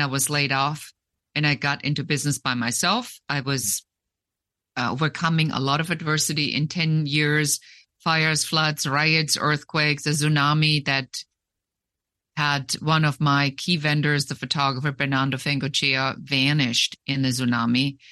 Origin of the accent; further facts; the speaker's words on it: Germany; moved away; also born or lived in Munich; I'm originally from Germany